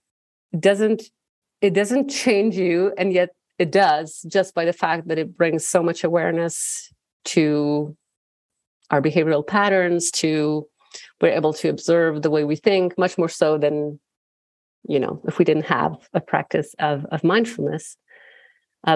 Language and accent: English; Bern, Switzerland; I was born and raised in Bern, in the Swiss capital.